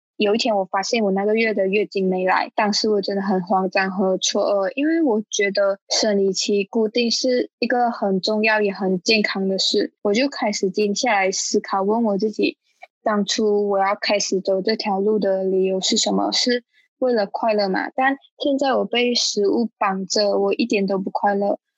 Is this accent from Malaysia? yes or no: yes; Malaysia; moved away as an adult; now in Taiwan; 我来自马来西亚，然后我目前在台湾的大学念书，